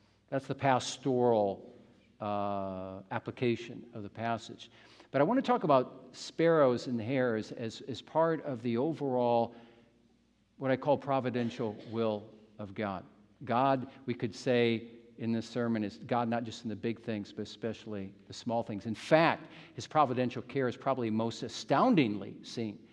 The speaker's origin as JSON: {"language": "English", "region": "Midwest", "country": "United States", "tie": "born or raised there", "moved": "yes", "said": "from the Midwest where I grew up in the United States"}